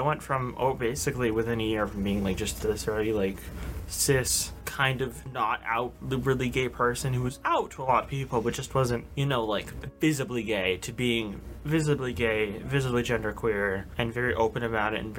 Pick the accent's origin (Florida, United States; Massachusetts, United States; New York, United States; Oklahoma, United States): Massachusetts, United States; I'm from Massachusetts